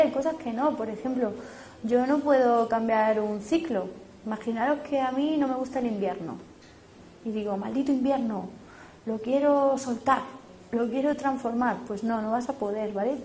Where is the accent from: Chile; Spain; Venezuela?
Spain; por ser español europeo